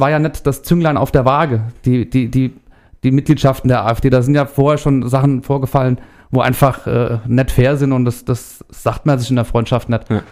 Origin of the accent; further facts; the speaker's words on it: Erlensee, Hesse, Germany; komme aus Erlensee